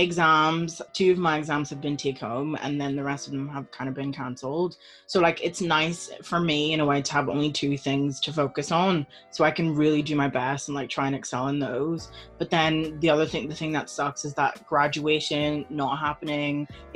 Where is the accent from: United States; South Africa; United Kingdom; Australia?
United Kingdom; Belfast, Northern Ireland; So yeah, we're both 22 and we're from Belfast